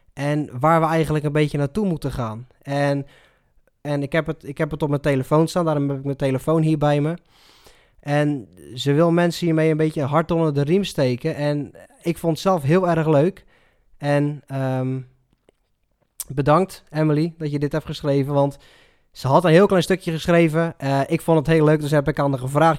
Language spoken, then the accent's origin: Dutch; Netherlands; hoe wij als Nederlander omgaan met, met zo'n crisis